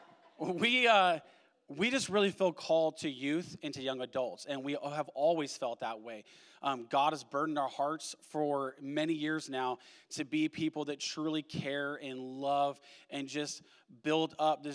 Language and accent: English; Washington, United States; moved away as an adult; now in Oregon, United States; We are Pacific Northwesterners through and through. We grew up in Washington. We moved down to Oregon.